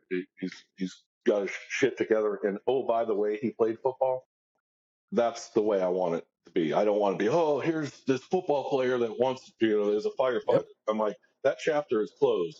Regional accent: Cincinnati, Ohio, United States; now in St. Augustine, United States; my hometown team, Cincinnati

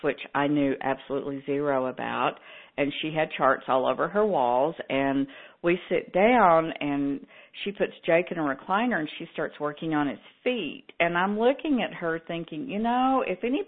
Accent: Texas, United States; I'm from Texas, where we fry everything

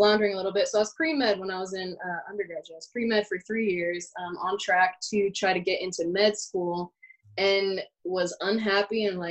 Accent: Los Angeles, California, United States; moved away; Born and raised in Los Angeles

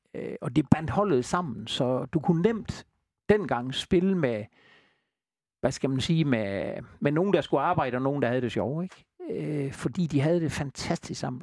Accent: Southern Jutland, Southern Denmark, Denmark; vi er jo Sønderjyder

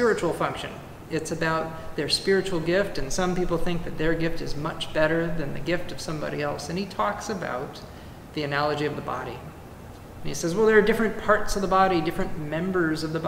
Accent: California, United States; moved away; also born or lived in Carmel Valley, California; My home state of California

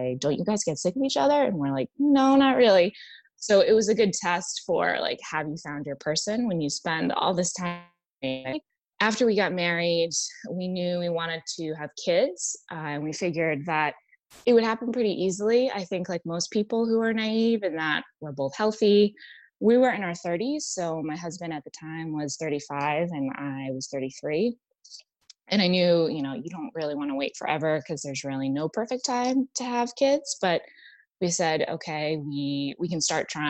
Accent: New England, United States; also born or lived in Washington, D.C. / Boston; now in Virginia, United States; I'm originally from New England.

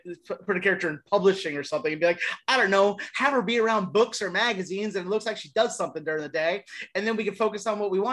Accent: Florence, Kentucky, United States; moved away; also born or lived in Erlanger, Kentucky; I'm from Northern Kentucky. I grew up in Erlanger and Florence

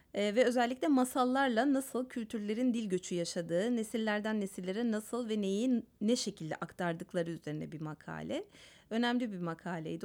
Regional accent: Istanbul, Turkey; Ben mesela İstanbul Ermenisiyim.

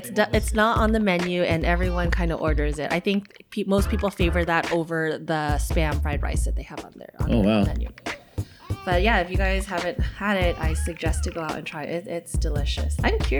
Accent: Los Angeles, California, United States; I'm from LA. I rep the Dodgers. I rep my hometown.

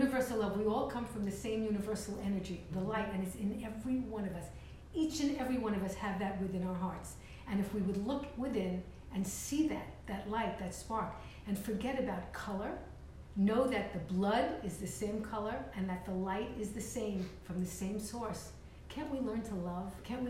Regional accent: New York City, New York, United States; I grew up in Vandeveer Estates in East Brooklyn, East 26th Street.

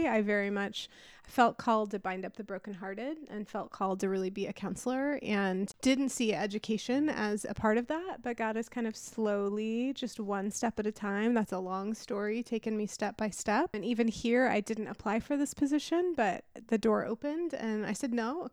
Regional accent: California, United States; moved away; I'm from California

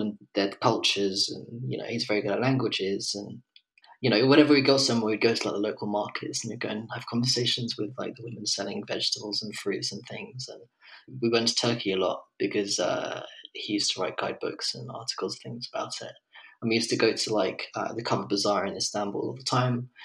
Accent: England, United Kingdom; moved away as an adult; also born or lived in Colombia / London; now in Lisbon, Portugal; I'm an English photographer, photographic artist, I guess, living in Lisbon

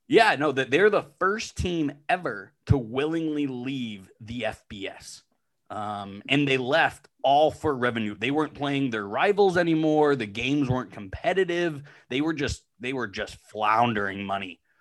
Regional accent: Western Pennsylvania, United States; moved away; I grew up in Western Pennsylvania, um, so I grew up as a Pitt fan hating Penn State

